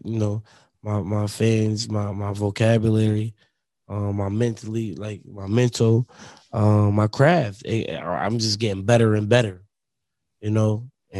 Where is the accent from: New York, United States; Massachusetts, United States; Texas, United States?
New York, United States; Buffalo; we're from Buffalo